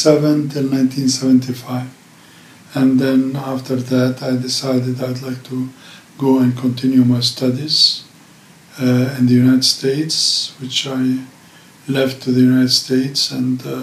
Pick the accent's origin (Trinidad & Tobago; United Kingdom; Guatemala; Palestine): Palestine; Jerusalem; also born or lived in Egypt / Lebanon; I was born in Jerusalem back in 1946, 2 years before the Palestinian Nakba in 1948. And I was born here in Talbiya, not far away from here.